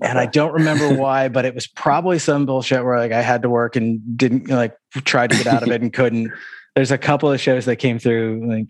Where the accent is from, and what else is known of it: Syracuse, New York, United States